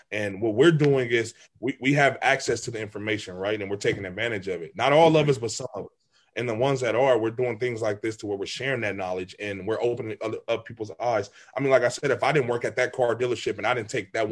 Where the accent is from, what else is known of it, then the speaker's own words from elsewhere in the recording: California, United States; we would tell teams like, "Oh yeah, we're from California."